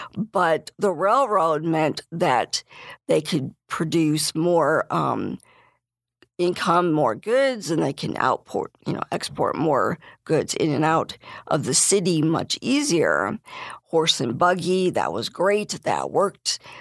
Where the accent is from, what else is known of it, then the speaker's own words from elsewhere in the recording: Bradley, Illinois, United States; I'm from Bradley.